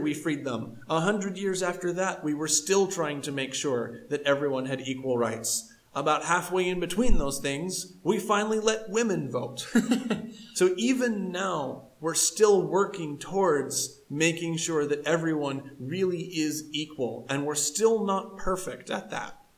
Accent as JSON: {"language": "English", "country": "United States", "said": "I do love my American country"}